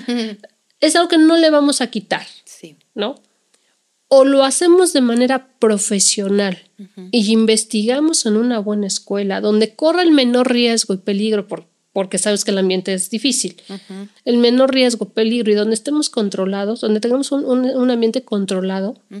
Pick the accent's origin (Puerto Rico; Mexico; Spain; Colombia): Mexico; como mexicanos